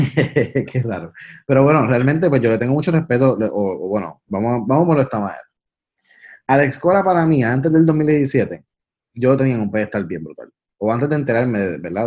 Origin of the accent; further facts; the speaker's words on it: Puerto Rico; los tres somos boricuas